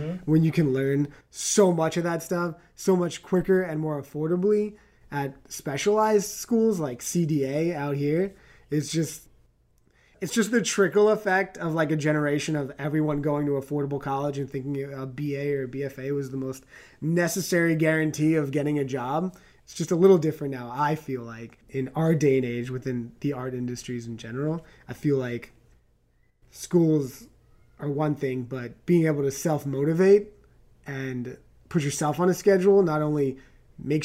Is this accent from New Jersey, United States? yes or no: no; New York City, New York, United States; moved away as an adult; also born or lived in Long Island / Chicago; now in California, United States; I'm from New York. I was born in the city and I lived out on the island